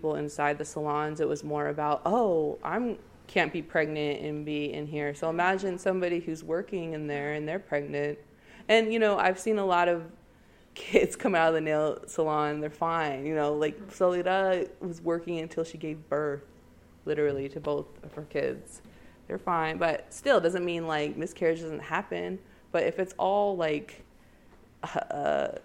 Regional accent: Portland, Oregon, United States; moved away as an adult; it is my hometown

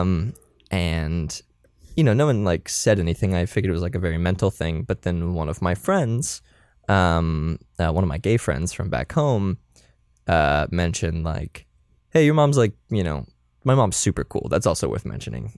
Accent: Florida, United States; I'm from Florida

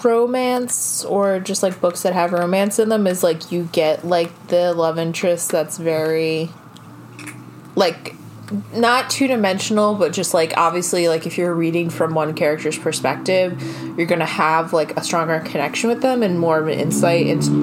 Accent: Boston, Massachusetts, United States; born there; I was born in Boston.

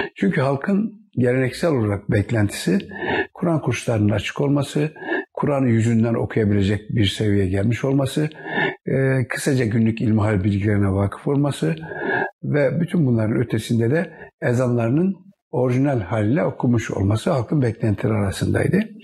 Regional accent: Kahramanmaraş, Turkey; 1946 Maraş doğumluyum. Daha doğrusu 1 Mayıs 1946 Maraş doğumluyum. Maraş merkez.

